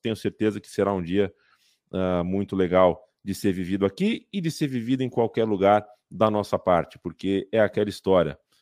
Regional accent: Brazil; somos brasileiros, somos sul-americanos

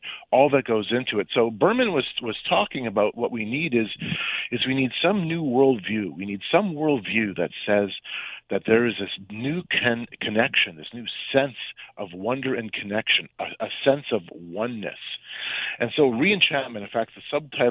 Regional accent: Canada; I'm from Canada

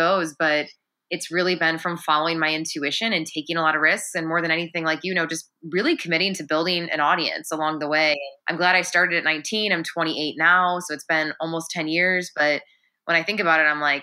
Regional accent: Chicago, Illinois, United States; now in Los Angeles, United States; I'm a Pisces from Chicago. I'm from the Midwest

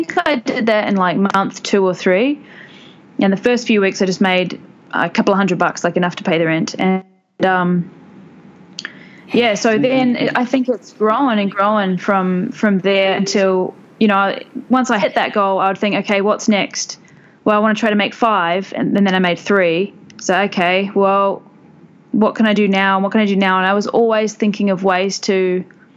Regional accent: New Zealand; moved away as an adult; now in Bangkok, Thailand; I come from New Zealand, which is why I sound like this

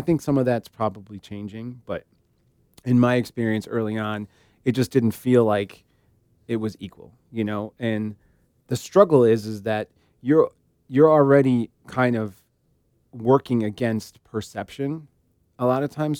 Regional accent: Illinois, United States; we're from Illinois

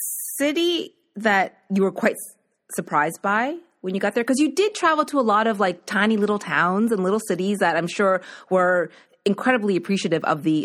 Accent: Nova Scotia, Canada; moved away as an adult; now in Toronto, Canada; I grew up in Nova Scotia and there wasn't a Mandarin there.

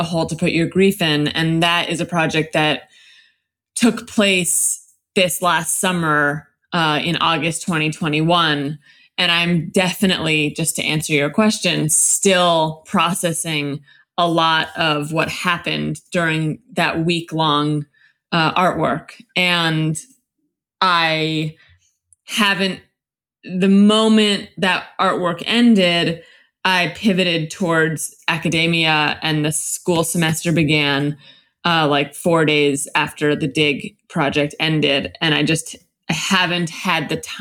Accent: Los Angeles, California, United States; I live in Los Angeles. I'm from Los Angeles. I'm a third generation Angeleno, actually, on both sides

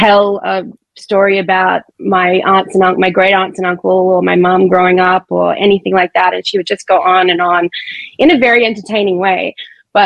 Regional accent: Brisbane, Queensland, Australia; I grew up in Brisbane, which is Australia's third largest city

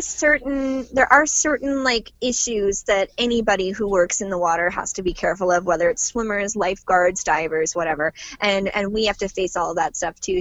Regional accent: Canada; as a Canadian mermaid

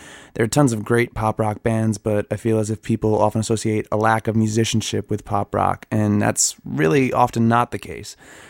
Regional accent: Long Island, New York, United States; I'm from Long Island, New York

